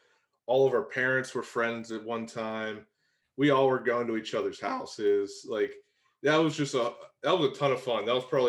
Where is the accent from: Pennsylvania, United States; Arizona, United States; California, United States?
Pennsylvania, United States; Beaver County; moved away; growing up in Beaver, you're kind of like, oh, I want to get out of here. I want to get out of Beaver County